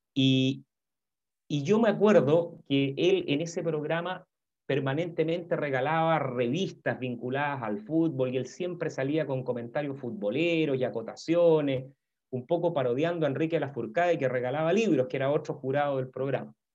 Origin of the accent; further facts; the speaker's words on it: Santiago, Santiago Metropolitan Region, Chile; also born or lived in Valdivia; yo nací en Santiago, eh, yo tengo 54 años. Em, me crié básicamente aquí en Santiago